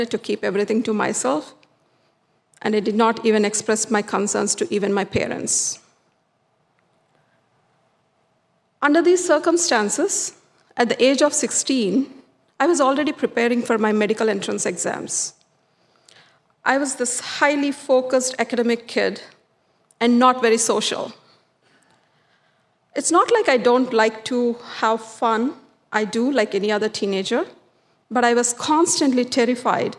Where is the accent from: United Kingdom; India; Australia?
India; South India; Growing up in the South Indian culture